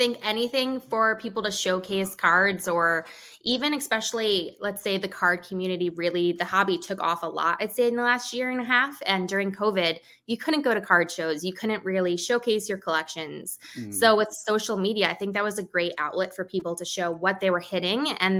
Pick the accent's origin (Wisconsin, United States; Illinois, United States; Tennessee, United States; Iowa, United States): Illinois, United States; Chicago; I go as the … on TikTok or on Instagram. I'm from Chicago, so I'm a big Chicago sports fan. I live right near the White Sox Stadium